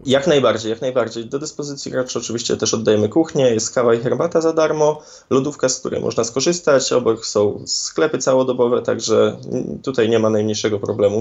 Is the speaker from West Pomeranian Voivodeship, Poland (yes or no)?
yes; Szczecin, West Pomeranian Voivodeship, Poland; u nas w Szczecinie